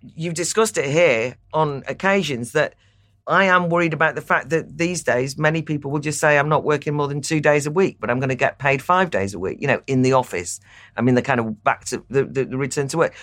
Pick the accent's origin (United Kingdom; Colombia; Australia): United Kingdom; North Wales; I am from North Wales